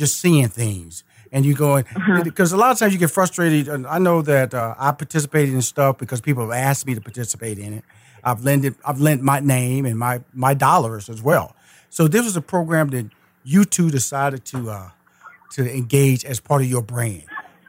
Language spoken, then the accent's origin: English; Houston, Texas, United States; Well, see, I'm a Texas boy. I'm from Houston, Texas.